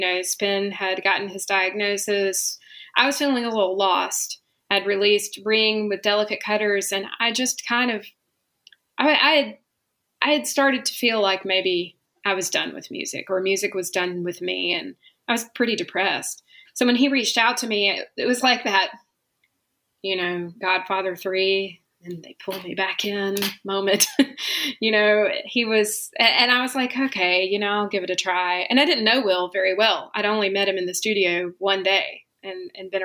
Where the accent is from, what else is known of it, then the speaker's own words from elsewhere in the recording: Rome, Georgia, United States; I grew up in Rome, Georgia